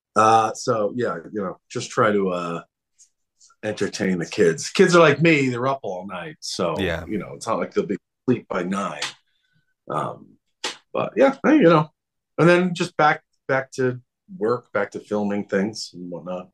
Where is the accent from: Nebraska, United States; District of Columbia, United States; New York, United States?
New York, United States; Long Island; I grew up on Long Island in New York, very suburban